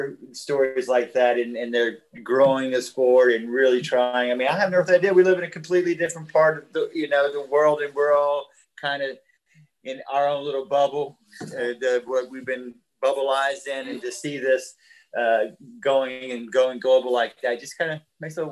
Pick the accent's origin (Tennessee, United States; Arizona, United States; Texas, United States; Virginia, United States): Texas, United States; I'm from Texas